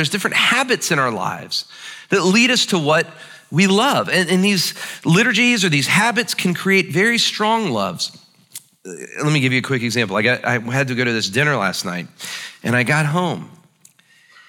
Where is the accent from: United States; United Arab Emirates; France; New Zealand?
United States; pride and being an American